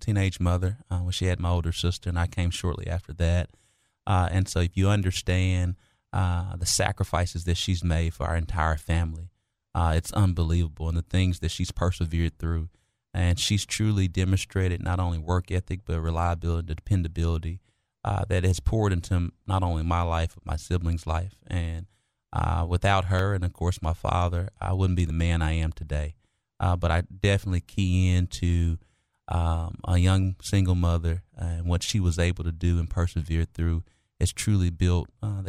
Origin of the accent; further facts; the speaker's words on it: Little Rock, Arkansas, United States; being born and raised and still reside in Southwest Little Rock